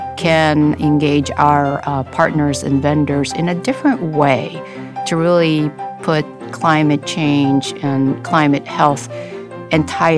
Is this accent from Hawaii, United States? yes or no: yes; Honolulu, Hawaii, United States; now in Los Angeles, United States; And so I grew up in Honolulu for about a few years, and then I got the island fever and asked my parents